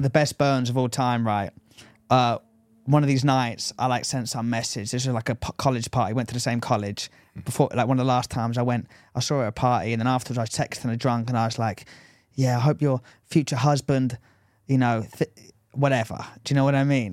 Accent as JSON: {"language": "English", "region": "England", "country": "United Kingdom", "accent": "English"}